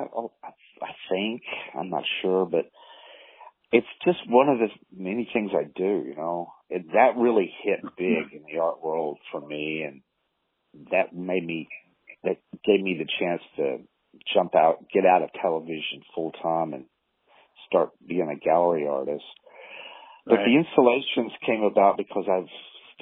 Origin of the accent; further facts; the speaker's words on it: Chattanooga, Tennessee, United States; moved away as an adult; also born or lived in New York / Nashville; growing up in Chattanooga, Tennessee